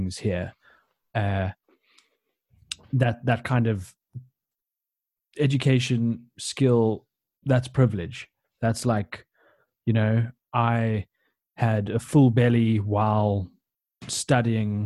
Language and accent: English; South Africa; we're all South African